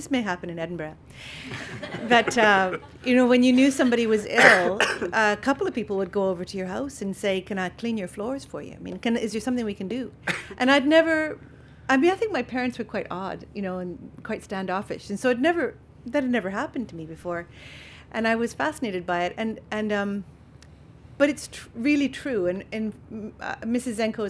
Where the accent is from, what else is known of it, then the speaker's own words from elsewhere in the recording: Calgary, Alberta, Canada; Oh, we're from Calgary, Cochrane.